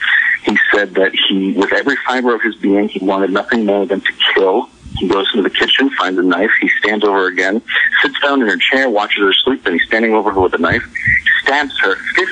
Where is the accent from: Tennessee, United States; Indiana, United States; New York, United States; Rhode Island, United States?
Rhode Island, United States; I'm from Rhode Island